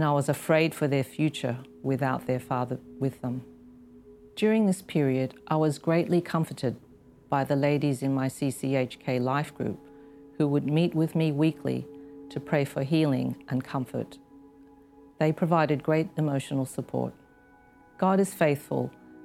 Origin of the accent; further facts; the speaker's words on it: Australia; moved away as an adult; now in Hong Kong; I had attended a convent school when I was growing up in Australia